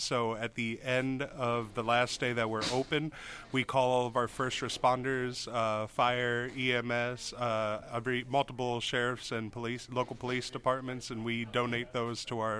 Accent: New Jersey, United States; now in Cookeville, United States; I'm from a small town in New Jersey.

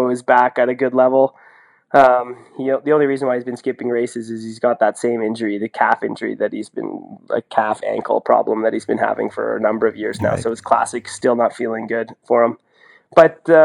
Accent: Canada; now in Norway; I'm Canadian

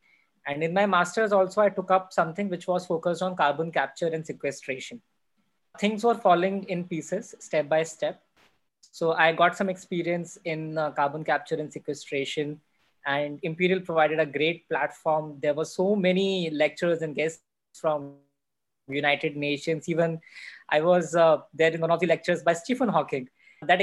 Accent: North India, India; growing up in North India, it's a mindset that if people are doing engineering, they should do either computer science or electronics or electrical engineering.

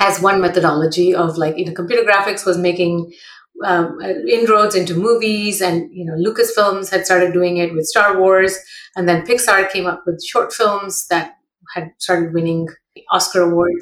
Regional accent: Mumbai, Maharashtra, India; moved away as an adult; now in Bay Area, United States; I grew up in Mumbai

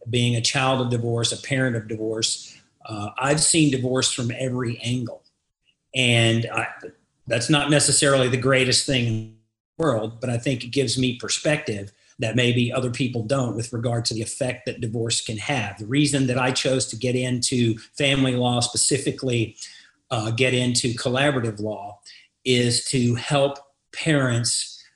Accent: Groves, Texas, United States; moved away as an adult; also born or lived in Galveston, Texas / Beaumont, Texas; now in Dallas, United States; I'm a native Texan. I come from Southeast Texas, a small town called Groves

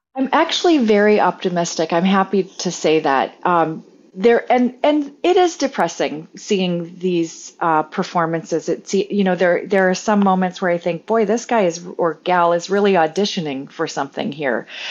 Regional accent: Alaska, United States; most of our houses in rural Alaska are, uh, heated by stove oil.

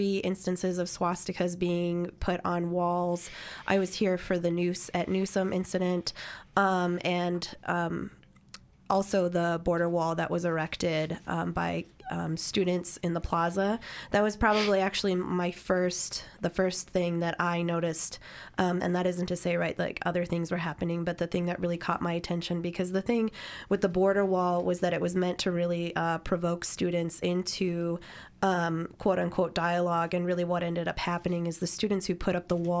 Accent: Pittsburgh, Pennsylvania, United States; moved away; I am from a white working class background in a steel borough from Pittsburgh.

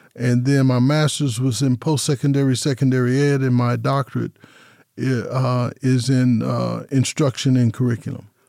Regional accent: Las Vegas, Nevada, United States; born and raised in Las Vegas, nineteen fifty-two

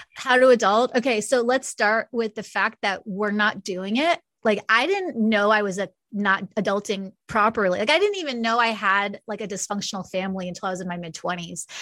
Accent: New York, United States; now in Kansas City, United States; I'm from New York originally

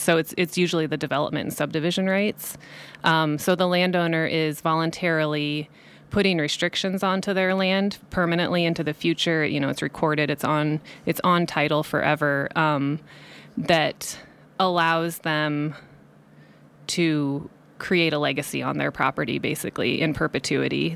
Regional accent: Cedar Falls, Iowa, United States; moved away as an adult; also born or lived in Colorado; now in Nevada County, United States; I grew up in Cedar Falls, Iowa, Northeast Iowa. Um, so I lived there until I was eighteen

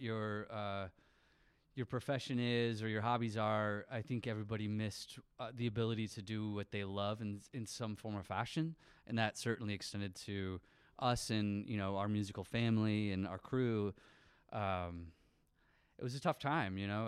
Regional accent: St. Johns, Michigan, United States; moved away; also born or lived in Lansing; I grew up in Saint John's, uh, which maybe some people know of, but it's a little town tucked away, like, fifteen minutes from here

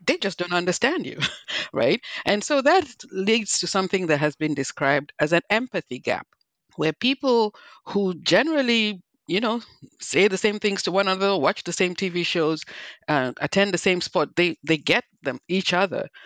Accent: Nigeria; also born or lived in New Jersey; now in United States; I'm originally from Nigeria, not Liberia, but as you can hear, I have my own accent.

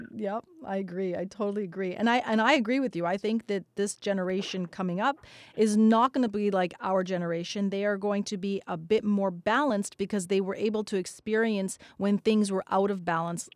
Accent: Canada; We're Canadian

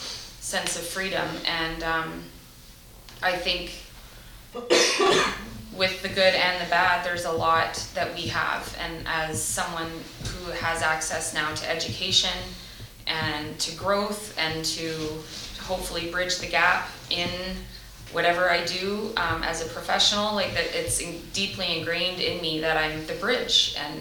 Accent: Canada; And there is privilege in the sense that we're born Canadian, or we have a Canadian passport

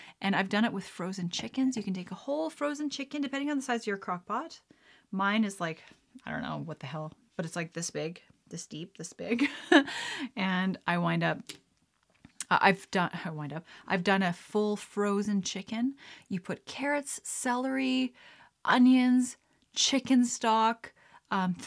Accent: Lethbridge, Alberta, Canada; moved away; Growing up in Alberta, like in Lethbridge

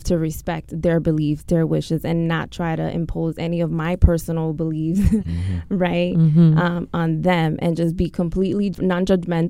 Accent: New York, United States; growing up in New York, you know, it's definitely taboo in the schools

